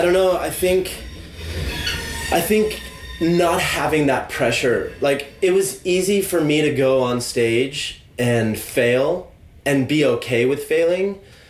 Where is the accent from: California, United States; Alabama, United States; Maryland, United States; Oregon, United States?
California, United States; moved away as an adult; now in London, United Kingdom; I could go back to California